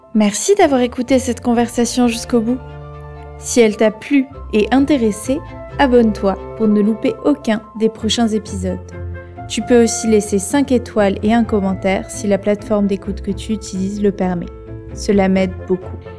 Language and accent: French; Castres, Occitania, France; now in Paris, France; j'habite à Paris en ce moment, et pareil, je viens de Castres, donc une toute petite ville dans le sud-ouest